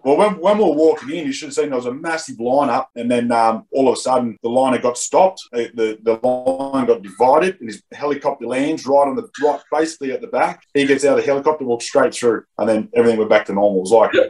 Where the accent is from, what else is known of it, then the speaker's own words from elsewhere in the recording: Blacktown, New South Wales, Australia; Western Sydney, where I grew up in Doonside Blacktown there